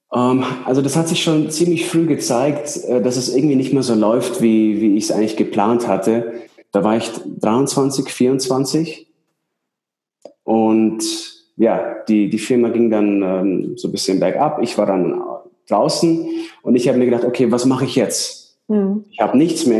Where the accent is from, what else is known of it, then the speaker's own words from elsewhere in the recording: Ingolstadt, Bavaria, Germany; moved away as an adult; now in Switzerland; ich komme aus Ingolstadt. Weiß nicht, ob man es kennt. Das ist so zwischen München und Nürnberg.